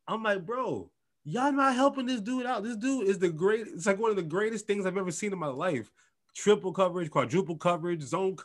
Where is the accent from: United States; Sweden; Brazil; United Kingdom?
United States; Detroit, Michigan; I grew up in Detroit. I grew up on Barry Sanders